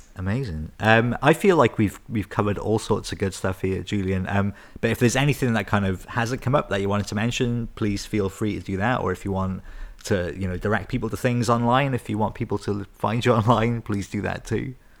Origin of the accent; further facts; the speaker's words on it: Newport, Wales, United Kingdom; I grew up in Newport